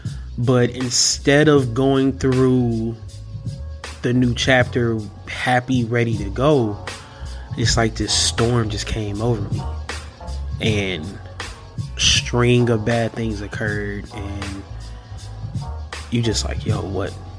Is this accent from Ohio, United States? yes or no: no; Milwaukee, Wisconsin, United States; I'm from Milwaukee, Wisconsin.